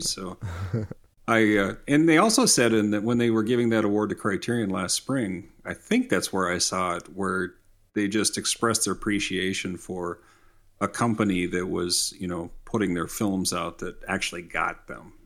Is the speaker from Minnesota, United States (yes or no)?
yes; Minnesota, United States; I'm from Minnesota